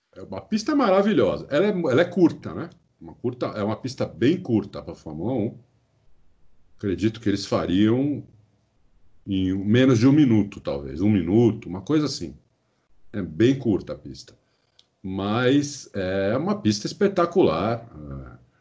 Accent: Brazil; sou brasileiro, nasci aqui, morei aqui minha vida inteira, fora fora pouco tempo que eu morei fora

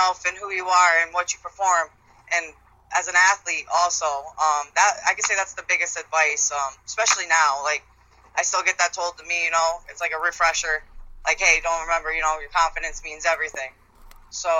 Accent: Albany, New York, United States; also born or lived in Schenectady; growing up in Albany and then going to the school in Albany

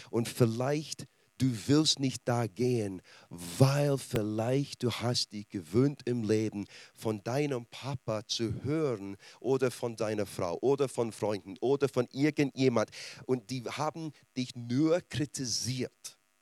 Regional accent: Scotland, United Kingdom; German is a second language; now in Germany; Als Schotte

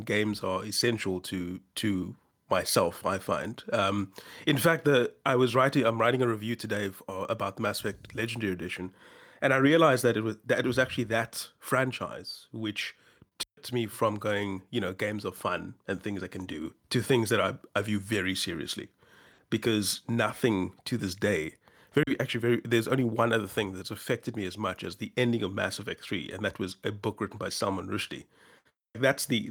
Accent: South Africa; I'm a South African writer

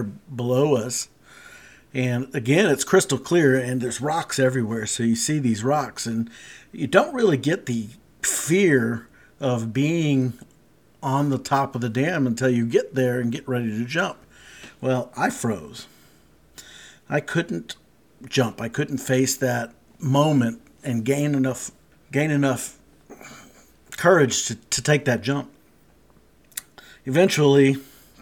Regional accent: South Texas, United States; I grew up in Texas, and South Texas

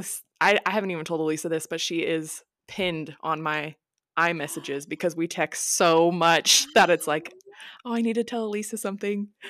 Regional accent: Pacific Northwest, United States; we're from the Pacific Northwest

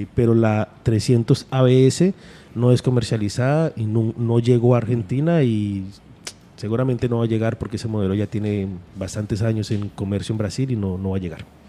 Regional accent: Colombia; Nosotros somos comunidad andina

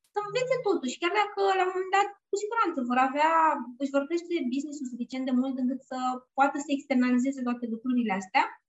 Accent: Bucharest, Romania; eu sunt din București

